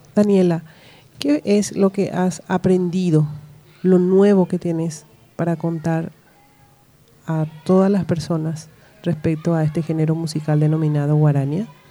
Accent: Paraguay; nosotros somos paraguayos, tenemos nuestra propia forma de ser

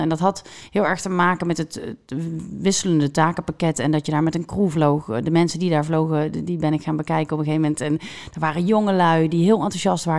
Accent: Netherlands

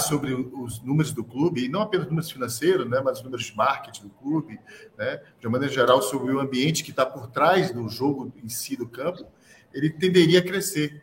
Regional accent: Salvador, Bahia, Brazil; accent: baiano; also born or lived in Rio de Janeiro; Foi em Salvador que eu me criei, em Salvador que eu tenho meus amigos, entendeu, cara? Eu falo como baiano

